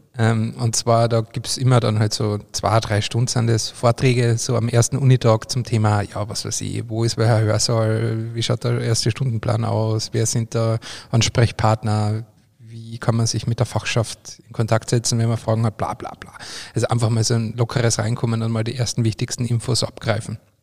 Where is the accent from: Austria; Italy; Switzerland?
Austria; bei mir daheim oder bei uns in Österreich